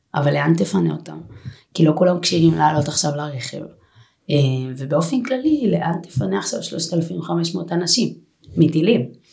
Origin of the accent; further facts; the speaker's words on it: Holon, Tel Aviv District, Israel; אני מגיעה מאזור חולון